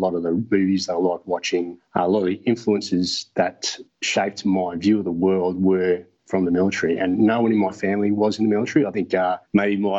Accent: Brisbane, Queensland, Australia; So I grew up in Brisbane, and about the age of 10, we moved out to a rural area just north of Brisbane.

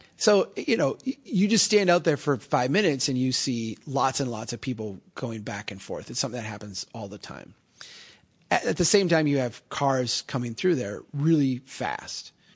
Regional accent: Brainerd, Minnesota, United States; as run down in the ways that Brainerd is run down and, uh, the opportunities in the way that my hometown has opportunities.

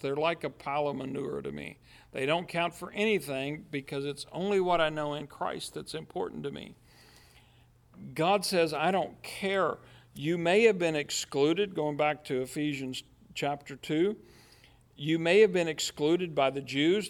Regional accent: United States; at the heart of me, I'm American

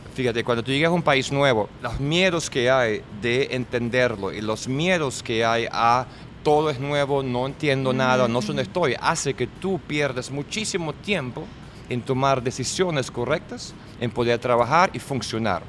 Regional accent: Germany; Spanish is a second language; moved away as an adult; also born or lived in Venezuela / New York; now in Miami, United States; soy alemán de Alemania

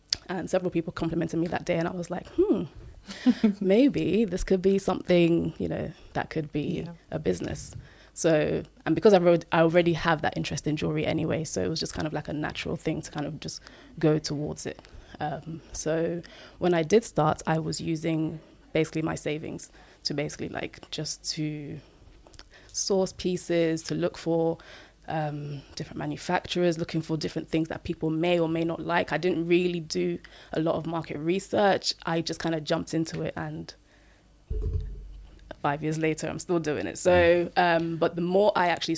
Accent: Nigeria; I'm Nigerian

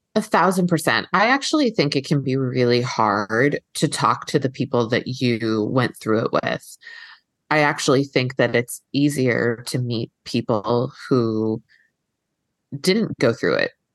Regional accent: East Coast, United States; now in Los Angeles, United States; I'm here in, in L A now and I'm from, I'm from the East Coast

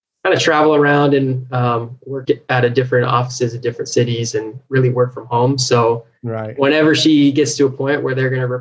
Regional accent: Folsom, California, United States; now in Los Angeles, United States; I'm from Folsom, California. So up in the Sacramento area

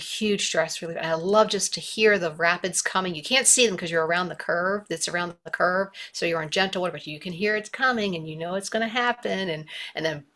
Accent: Baltimore, Maryland, United States; moved away as an adult; now in Missoula, United States; I grew up in Baltimore. I lived there my entire life

